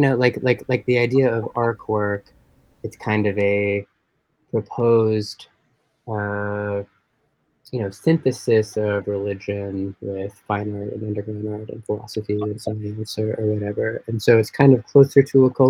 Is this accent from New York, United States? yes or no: yes; New York, United States; I grew up mostly in New York